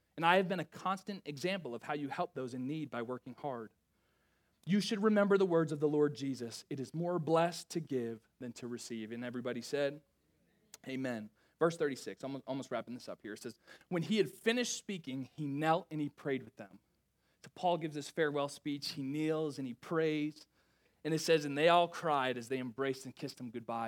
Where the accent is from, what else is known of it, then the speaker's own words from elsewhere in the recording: Rhode Island, United States; moved away as an adult; I'm from Rhode Island. Like, I graduated high school, then I went to Evangel University.